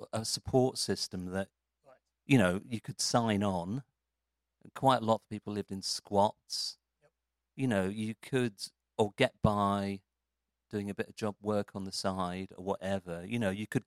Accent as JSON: {"language": "English", "town": "Morden", "region": "London", "country": "United Kingdom", "said": "I'm just from Malden"}